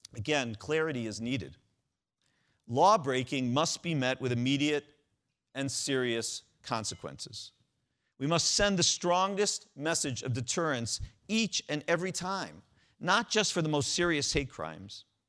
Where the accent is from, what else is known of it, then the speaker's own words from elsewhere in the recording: Cleveland, Ohio, United States; growing up in Cleveland